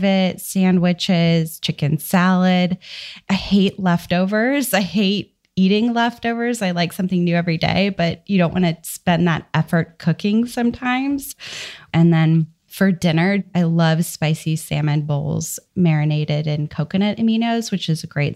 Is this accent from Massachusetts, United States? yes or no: no; Dallas, Texas, United States; I am from Dallas, Texas, and I have a new baby